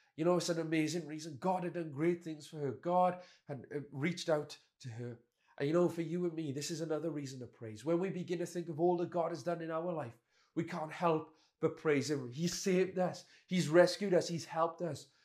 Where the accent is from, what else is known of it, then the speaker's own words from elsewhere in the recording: Welsh, Wales, United Kingdom; us Welsh people